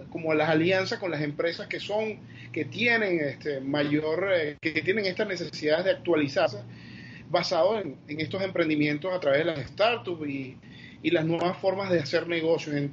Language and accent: Spanish; Venezuela; sobre todo Venezuela tiene una potencialidad increíble en esta área. Somos, el venezolano es muy creativo